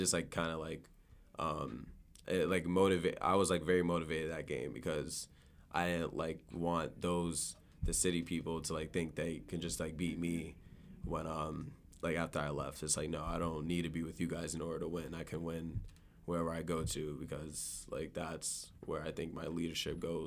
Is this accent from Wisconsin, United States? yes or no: no; Boston, Massachusetts, United States; I grew up in Dorchester